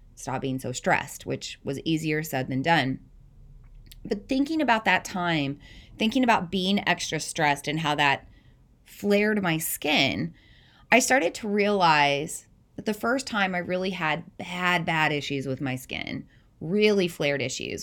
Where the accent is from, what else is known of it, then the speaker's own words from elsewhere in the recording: the South, United States; moved away as an adult; also born or lived in Southeast Iowa; now in Iowa, United States; I'm not from the Midwest originally, I'm from the South